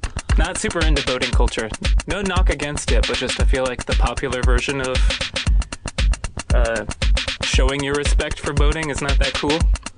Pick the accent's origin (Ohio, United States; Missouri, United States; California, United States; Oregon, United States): Oregon, United States; Astoria; I grew up in Astoria, Oregon.